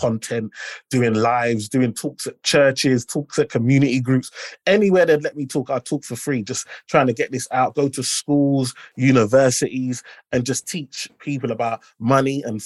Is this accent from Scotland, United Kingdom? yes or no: no; London, United Kingdom; I'm the first in my family to be born in the UK. And then I grew up in Limehouse.